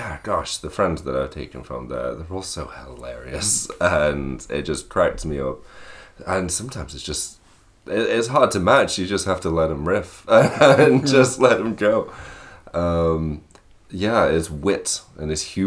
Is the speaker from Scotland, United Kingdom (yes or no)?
no; Sandbach, North West England, United Kingdom; moved away as an adult; also born or lived in Manchester, England; now in Ireland; I come from England, a small town called Sandbach, which is in Cheshire